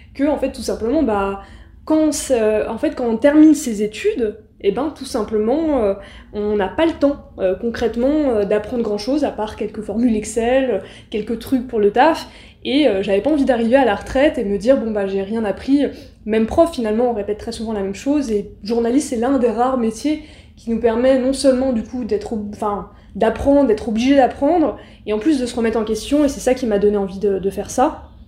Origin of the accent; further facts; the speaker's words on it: Aulnay-sous-Bois, Île-de-France, France; je viens d'Aulnay-sous-Bois, du coup, euh, du 93, donc une des fameuses villes